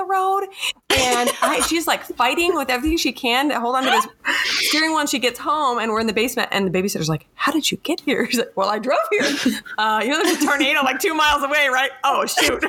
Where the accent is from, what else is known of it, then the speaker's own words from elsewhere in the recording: Michigan, United States; I grew up in Michigan